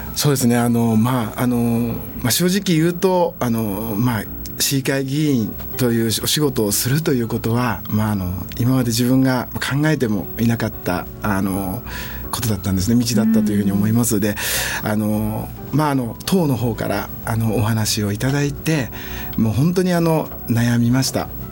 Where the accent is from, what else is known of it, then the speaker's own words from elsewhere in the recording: Nishitokyo, Tokyo, Japan; 小さい頃からこの西東京で育った